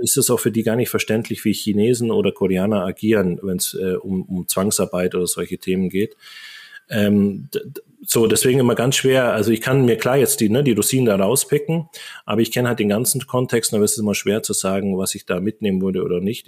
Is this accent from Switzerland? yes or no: no; Allgäu, Bavaria, Germany; also born or lived in Japan; now in Augsburg, Germany; ich bin im Allgäu groß geworden, auf dem Dorf.